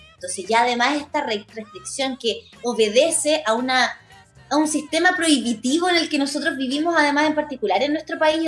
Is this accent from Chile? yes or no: yes; Chile; todas las injusticias sociales que nosotros ah, hemos encontrado en nuestro país